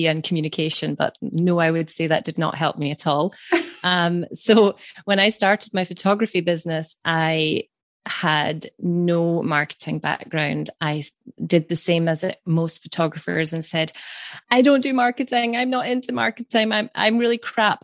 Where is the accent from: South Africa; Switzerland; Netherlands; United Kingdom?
United Kingdom; Scotland; from Scotland